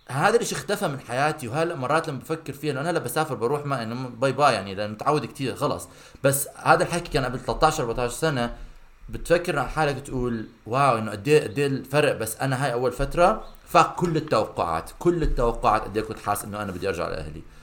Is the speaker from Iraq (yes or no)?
yes; Baghdad, Baghdad Governorate, Iraq; also born or lived in Amman / Canada; لما طلعت من بغداد وجيت على عمان كنت مع اهلي بس لما طلعت من عمان رحت على كندا ادرس كنت لحالي